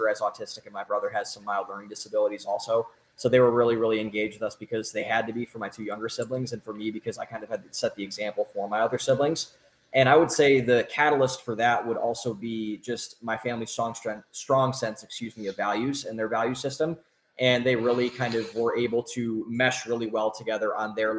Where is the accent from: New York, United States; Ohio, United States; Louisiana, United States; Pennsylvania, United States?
Ohio, United States; Cleveland; moved away as an adult; also born or lived in Boston; now in Austin, United States; I am from Cleveland, Ohio, at a suburb, about 20 minutes, or I raised in a suburb, 20 minutes outside of Cleveland. Lived there for the formative, first 18 years of my life